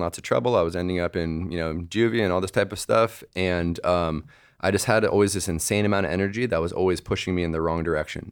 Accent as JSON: {"language": "English", "area": "Bay Area", "region": "California", "country": "United States", "also_born_or_lived": "New York / Montreal", "moved": "as an adult", "said": "I left the Bay Area when I was 18 for New York"}